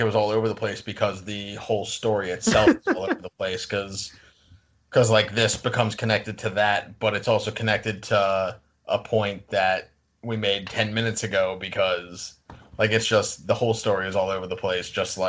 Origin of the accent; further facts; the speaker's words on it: Long Island, New York, United States; We're both from Long Island.